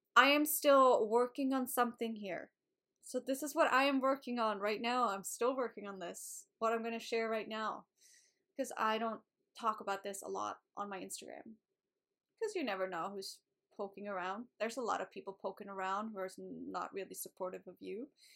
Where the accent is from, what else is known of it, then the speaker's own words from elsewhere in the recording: Sweden; moved away as an adult; So, I was living in Sweden. I was born in Sweden, so I was in Sweden at this time.